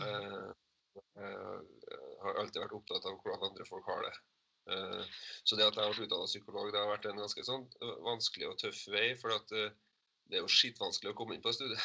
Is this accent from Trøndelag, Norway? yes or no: yes; Trondheim, Trøndelag, Norway; jeg er jo fra Trondheim